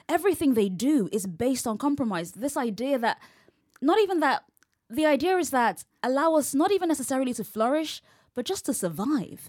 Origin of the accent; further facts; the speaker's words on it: London, United Kingdom; accent: English; I'm from London